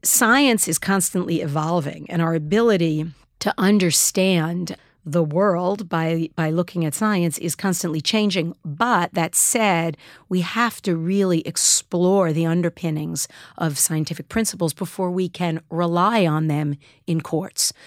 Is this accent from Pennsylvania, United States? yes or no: no; New York City, New York, United States; I knew as a, uh, Jewish kid growing up in Queens